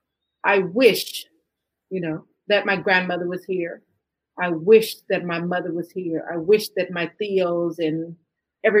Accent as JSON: {"language": "English", "town": "Fort Worth", "region": "Texas", "country": "United States", "tie": "born or raised there", "said": "I was born and raised in Fort Worth, Texas."}